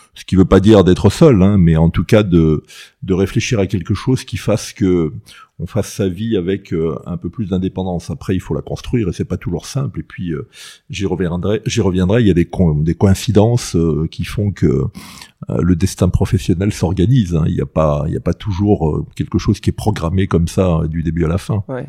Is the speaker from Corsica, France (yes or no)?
yes; Ajaccio, Corsica, France; moved away; also born or lived in Paris; j'ai plutôt un bon souvenir de mon enfance à, à Ajaccio